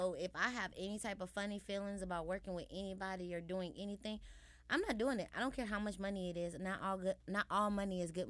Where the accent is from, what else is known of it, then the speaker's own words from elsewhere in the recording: Chicago, Illinois, United States; I understand I'm from Chicago, but not everybody from Chicago is hood or whatever.